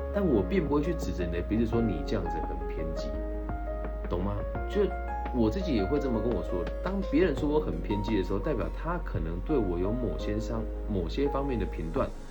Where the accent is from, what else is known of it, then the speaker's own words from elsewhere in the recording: Changhua County, Taiwan; moved away as an adult; also born or lived in Taichung; 我今年好不容易回到了家乡彰化县政府来做青年咨询委员